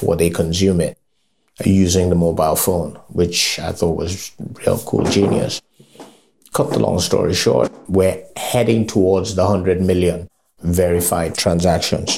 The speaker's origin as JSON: {"language": "English", "region": "Lagos", "country": "Nigeria", "said": "out of the Yorubas also, I am from Lagos"}